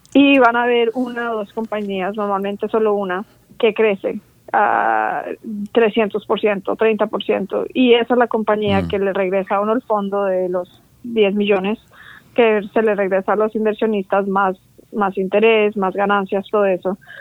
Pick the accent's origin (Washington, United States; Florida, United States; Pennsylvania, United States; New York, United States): Florida, United States; Orlando; also born or lived in Bogotá, Colombia; now in San Francisco, United States; Yo nací en Bogotá, Colombia, y vine con mi familia. Como a los siete años tenía yo cuando emigramos a Estados Unidos, a la Florida. Y, me, crecí ahí en, Orlando, Florida, hasta college